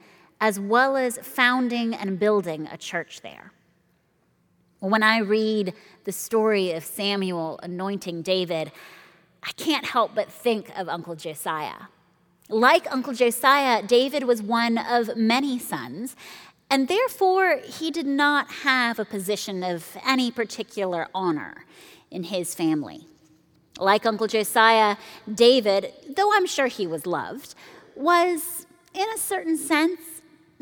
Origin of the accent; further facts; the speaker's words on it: Nairobi, Kenya; Growing up in Nairobi